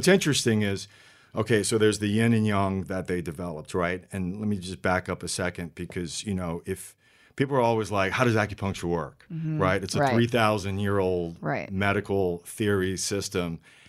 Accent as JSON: {"language": "English", "region": "Louisiana", "country": "United States", "tie": "born or raised there", "first_language": "French", "said": "So going back to Louisiana, it's really interesting. We had this, growing up in French area in Louisiana, my parents and grandparents spoke French before English."}